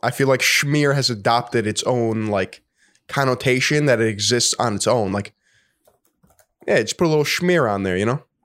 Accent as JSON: {"language": "English", "region": "New York", "country": "United States", "said": "I'm a New Yorker."}